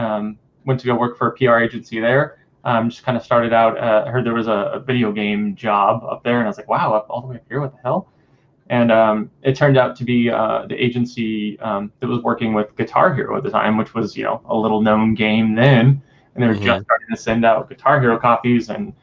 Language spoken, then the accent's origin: English; California, United States; that I was from the Bay Area.